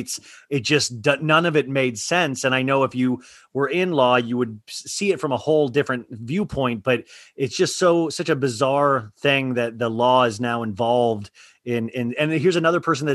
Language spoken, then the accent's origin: English; Kansas, United States; I grew up in Kansas, middle class.